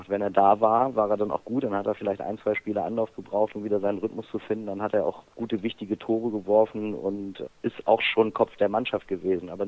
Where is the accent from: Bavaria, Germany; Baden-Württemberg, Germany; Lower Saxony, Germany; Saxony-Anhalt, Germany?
Lower Saxony, Germany; Hanover; Ich komme aus Hannover und kann zwar Dialekte imitieren, aber äh, wir bleiben beim Hochdeutsch heute.